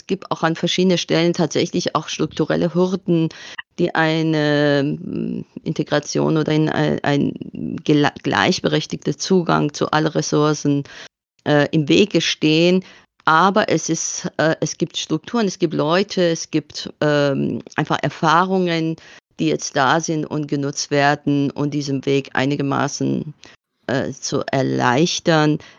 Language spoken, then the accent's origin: German; Iran; now in Bamberg, Germany; Ich glaube, ich bin mittlerweile tatsächlich ähm, Bambergerin, die aus dem Iran stammt weil ich tatsächlich die größere Hälfte me äh, äh, meines Lebens äh, hier in Bamberg verbracht habe